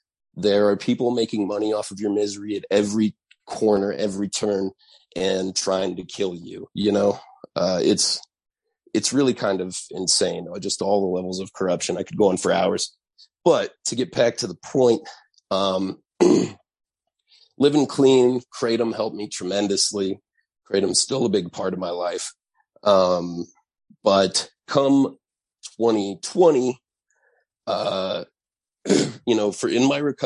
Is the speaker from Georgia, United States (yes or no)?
no; Santa Fe, New Mexico, United States; I had a solstice cactus growing up in Santa Fe